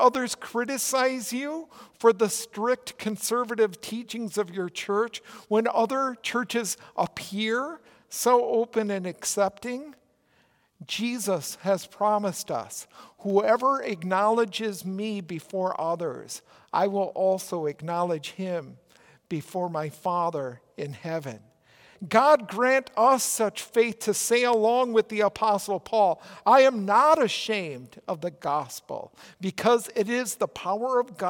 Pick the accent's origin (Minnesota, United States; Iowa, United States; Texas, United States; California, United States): Minnesota, United States; accent: Minnesota; my Minnesota accent.